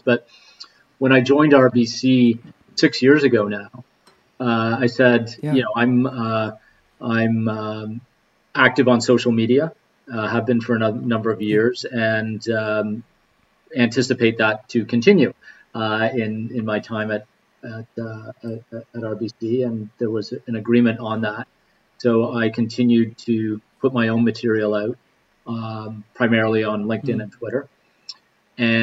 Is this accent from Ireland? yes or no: no; Canada; as a people, as Canadians